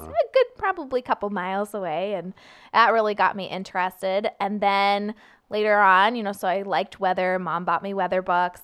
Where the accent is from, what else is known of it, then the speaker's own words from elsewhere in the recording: Sunnyvale, California, United States; moved away as an adult; also born or lived in Portland, Oregon; now in St. Louis, United States; I'm from Sunnyvale, California